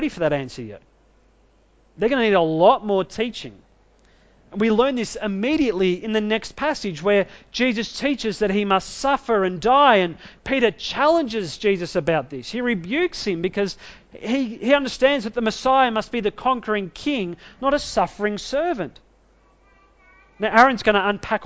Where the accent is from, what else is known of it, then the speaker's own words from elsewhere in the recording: Australia; I'm an Australian citizen.